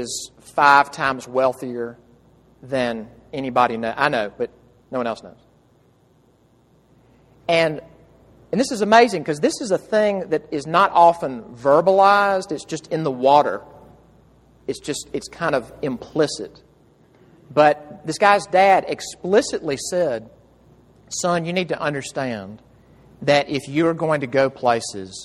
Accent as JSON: {"language": "English", "town": "Jackson", "region": "Mississippi", "country": "United States", "moved": "yes", "said": "home in Jackson, Mississippi, where I'm from"}